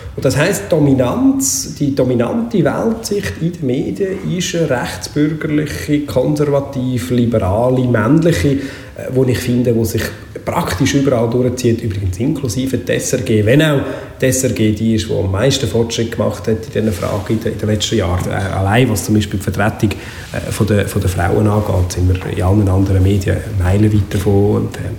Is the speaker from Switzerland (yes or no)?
yes; Baden, Aargau, Switzerland; moved away as an adult; also born or lived in Freiamt; als jemand, der im Freiamt und in Baden aufgewachsen ist